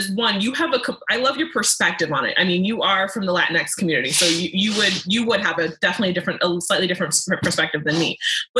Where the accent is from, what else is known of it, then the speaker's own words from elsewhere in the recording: Côte d’Ivoire; born there; Because I was born in the Ivory Coast, which is colonized by the French.